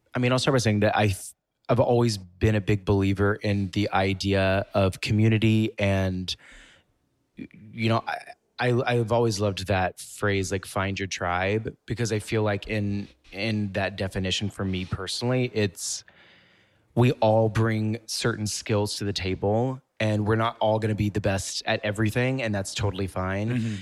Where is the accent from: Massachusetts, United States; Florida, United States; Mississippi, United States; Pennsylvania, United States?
Mississippi, United States; moved away as an adult; also born or lived in Memphis, Tennessee; now in New York City, United States; I grew up in Mississippi, but a lot of what I did was around Memphis, Tennessee